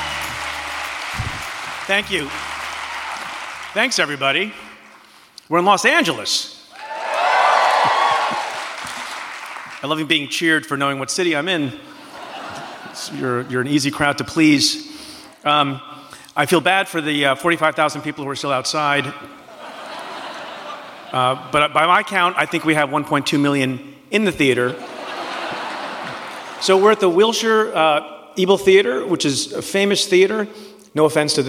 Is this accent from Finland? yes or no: no; India; I am from India